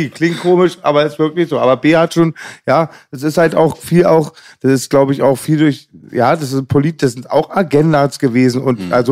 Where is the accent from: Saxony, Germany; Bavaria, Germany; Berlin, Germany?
Berlin, Germany; weil ich bin ja 79 in Berlin geboren, West-Berlin.